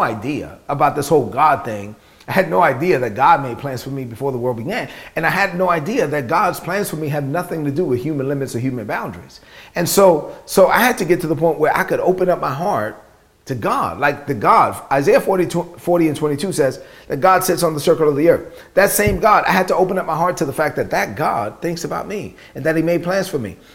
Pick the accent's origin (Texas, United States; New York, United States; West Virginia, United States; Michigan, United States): New York, United States; New York City; growing up in Brooklyn, son of immigrant parents, being raised on public assistance